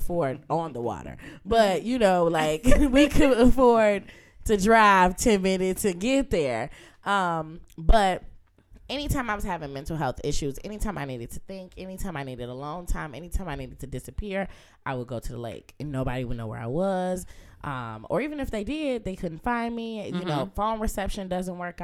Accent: Muskegon, Michigan, United States; now in Detroit, United States; the loss of not living in my hometown

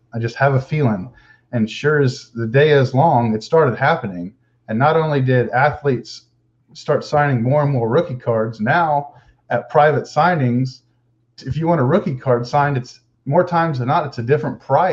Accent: Houston, Texas, United States; I'm from Houston

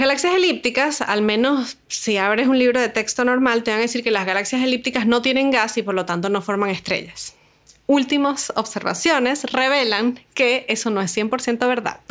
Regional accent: Caracas, Capital District, Venezuela; moved away as an adult; now in Valparaíso, Chile; yo soy de Venezuela, nací en Caracas y estudié física

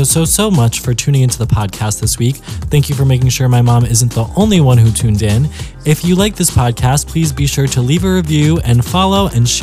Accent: New Jersey, United States; I mean, I grew up in Jersey. So it's like Italian Central.

